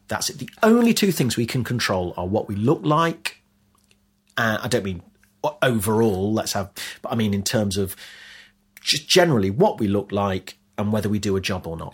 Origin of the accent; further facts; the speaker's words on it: Leicester, East Midlands, United Kingdom; now in London, United Kingdom; the life I had had growing up in Leicester